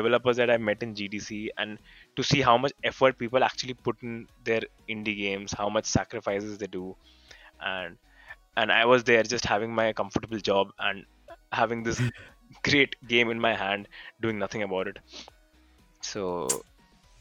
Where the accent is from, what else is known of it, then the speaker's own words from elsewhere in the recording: India; So I'm from India